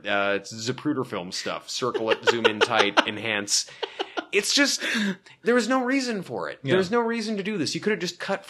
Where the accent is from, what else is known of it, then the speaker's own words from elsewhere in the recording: Pacific Northwest, United States; Just because I'm from the Pacific Northwest, you can't tar me with that.